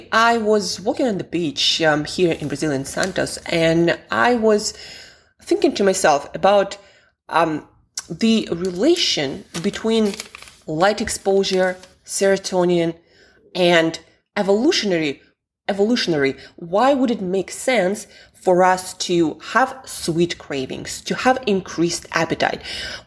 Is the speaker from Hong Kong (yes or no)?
no; Siberia, Russia; moved away; also born or lived in London; I'm from Siberia, Russia originally, and I spent quite some time in London